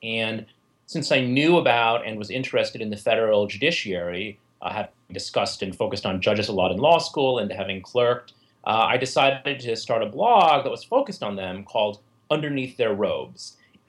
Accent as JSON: {"language": "English", "region": "New Jersey", "country": "United States", "said": "working as a federal prosecutor in my home state of New Jersey."}